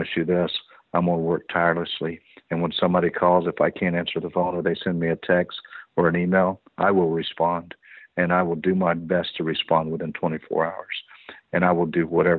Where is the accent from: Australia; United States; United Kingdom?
United States; Orlando, Florida; I grew up in Orlando, born and raised in Orlando